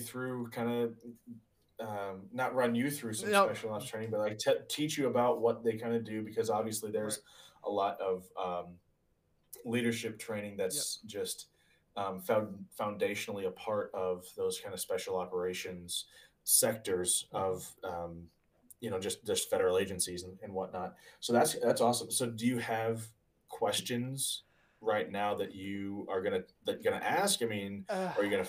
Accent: Springfield, United States; I grew up in Springfield

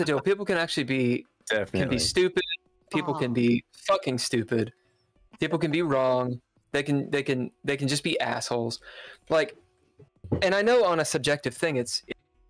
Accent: Kentucky, United States; I'm from Kentucky

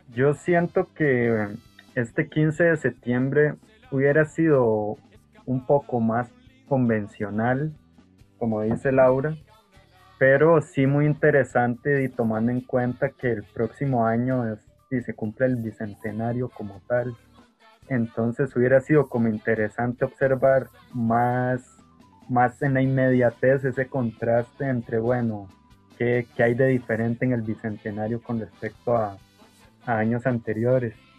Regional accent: Costa Rica; nos identificaría como costarricenses

